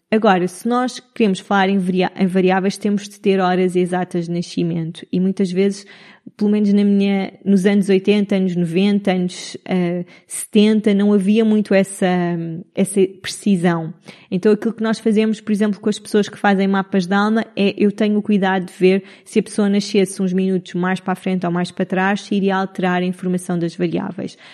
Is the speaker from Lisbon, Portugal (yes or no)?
yes; Cascais, Lisbon, Portugal; moved away as an adult; also born or lived in Italy / United Arab Emirates / Madeira; now in Nazaré, Portugal; sou de Lisboa, cresci a vida toda em Cascais